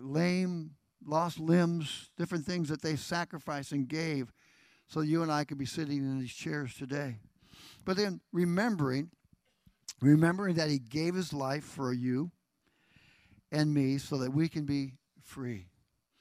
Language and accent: English; United States; I am an American, and I'm proud of it